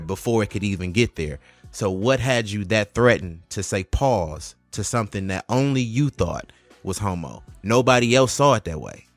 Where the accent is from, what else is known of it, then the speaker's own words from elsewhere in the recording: Detroit, Michigan, United States; also born or lived in Highland Park; growing up in Detroit